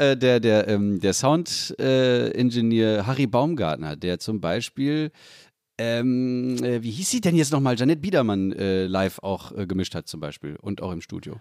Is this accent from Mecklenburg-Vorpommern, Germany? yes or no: no; Salzgitter, Lower Saxony, Germany; in Salzgitter Bad geboren worden im Elisabeth Elisabeth Krankenhaus, genau wie ich